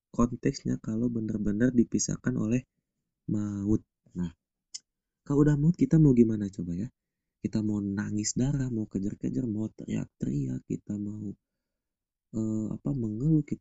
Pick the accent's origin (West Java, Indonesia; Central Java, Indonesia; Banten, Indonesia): West Java, Indonesia; Subang; di rumah gua yang di Subang di kampung halaman gua